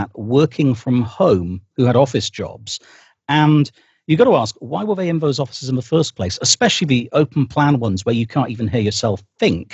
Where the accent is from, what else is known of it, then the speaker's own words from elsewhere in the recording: United Kingdom; I am British, I live here.